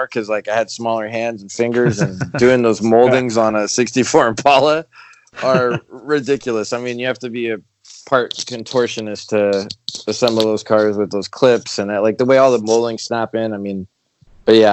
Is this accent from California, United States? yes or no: yes; Los Angeles, California, United States; also born or lived in Panorama City, California / Arizona; I grew up in Pacific Palisades.